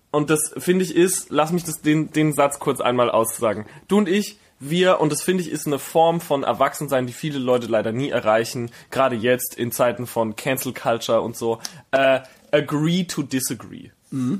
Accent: Herxheim, Rhineland-Palatinate, Germany; now in Berlin, Germany; in Herxheim, wo ich herkomme, da gibt's das Kleinwaldsprudel

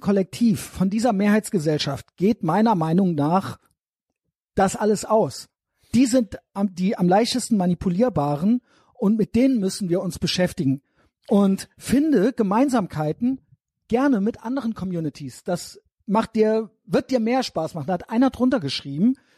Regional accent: Germany; selber bin auch Deutscher

